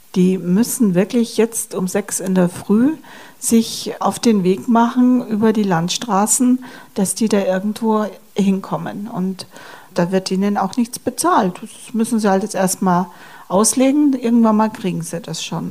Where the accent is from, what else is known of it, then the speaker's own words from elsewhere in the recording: Germany; bei uns in Deutschland